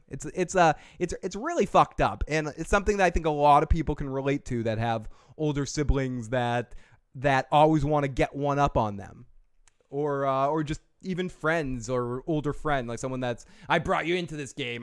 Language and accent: English; Boston, Massachusetts, United States; accent: Boston; my Boston accent